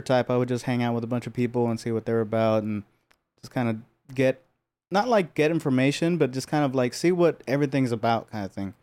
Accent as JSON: {"language": "English", "town": "Los Angeles", "region": "California", "country": "United States", "tie": "born or raised there", "said": "I was born and raised here. I grew up in Pico Union"}